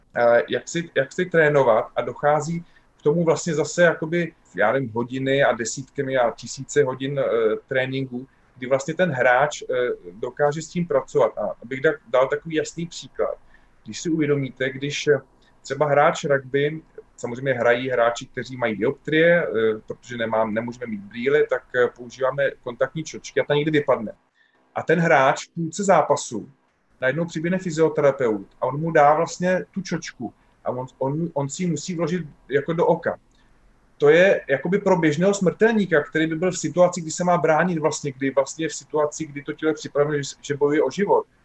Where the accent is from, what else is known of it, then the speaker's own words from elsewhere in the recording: Czechia; že my jsme Češi